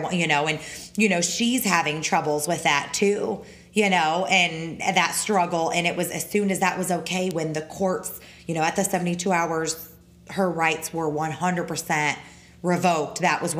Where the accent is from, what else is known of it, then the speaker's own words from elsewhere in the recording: the North, United States; now in Florida, United States; I'm from the North. We don't put sugar in our tea.